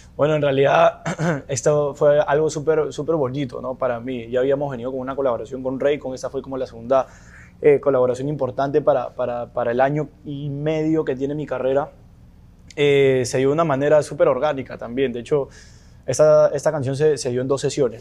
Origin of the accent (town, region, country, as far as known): Peru; moved away